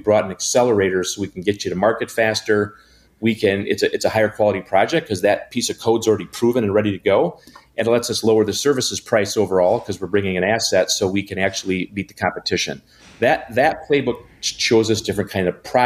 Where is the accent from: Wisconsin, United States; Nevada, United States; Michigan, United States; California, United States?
Wisconsin, United States; Janesville; now in Milwaukee, United States; I'm a Wisconsinite, born and bred. I grew up in Janesville.